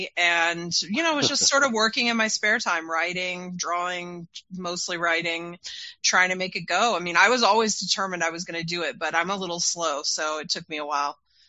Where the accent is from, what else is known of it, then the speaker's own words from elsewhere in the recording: Utah, United States; I was growing up in Utah at that time, which was really conservative